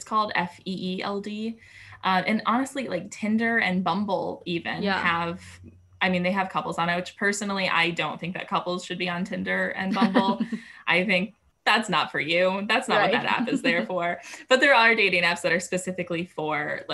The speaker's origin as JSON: {"language": "English", "region": "New York", "country": "United States", "tie": "born or raised there", "also_born_or_lived": "Denver", "moved": "as an adult", "said": "I was coming from New York where I'd lived my entire life. And then I moved to Denver"}